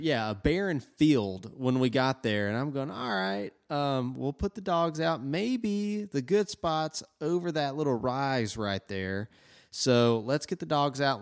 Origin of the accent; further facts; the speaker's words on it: Tennessee, United States; we're from Tennessee